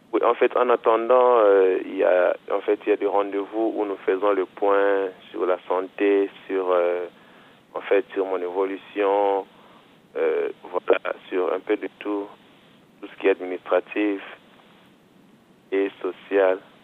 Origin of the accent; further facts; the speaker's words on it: DR Congo; moved away as an adult; now in Angers, France; Je viens de la République démocratique du Congo